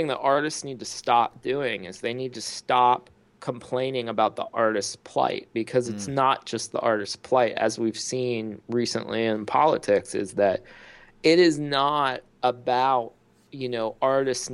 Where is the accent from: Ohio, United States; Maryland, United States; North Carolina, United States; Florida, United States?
Ohio, United States; Circleville; now in Austin, United States; I grew up in Ohio